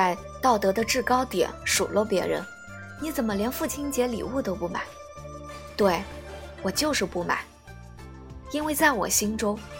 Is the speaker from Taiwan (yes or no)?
no; China; 继续保持我们中国人的含蓄内敛有什么不好？